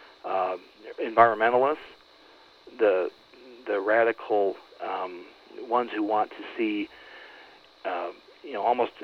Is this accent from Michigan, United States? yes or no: yes; Flint, Michigan, United States; now in Detroit area, United States; I'm actually from Flint originally, just north of Flint